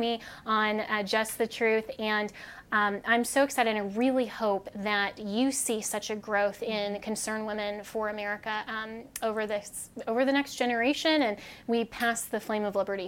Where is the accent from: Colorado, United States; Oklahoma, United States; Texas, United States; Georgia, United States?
Colorado, United States; my home state of Colorado